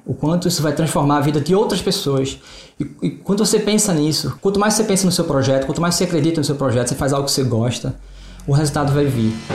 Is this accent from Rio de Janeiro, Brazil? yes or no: no; Recife, Pernambuco, Brazil; A gente é de Recife